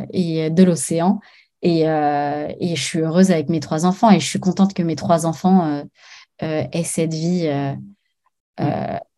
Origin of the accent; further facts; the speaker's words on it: Paris, Île-de-France, France; moved away as an adult; now in Arcachon Bay, France; je suis parisienne